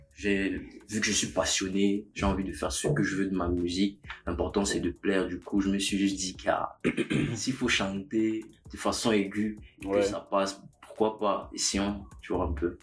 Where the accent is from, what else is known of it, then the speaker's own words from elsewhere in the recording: Manguissa of the Lekié, Centre, Cameroon; Je suis Manguissa de la Liquide